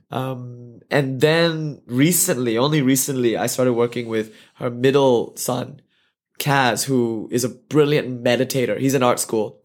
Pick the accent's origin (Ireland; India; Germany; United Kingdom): India; I'm an Indian boy. I've been eating meals on the floor my whole life